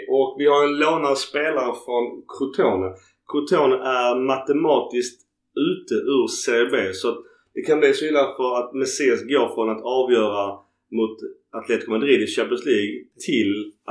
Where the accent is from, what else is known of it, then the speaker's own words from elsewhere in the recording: Sweden; Vi är ett gäng från Sverige som är ner.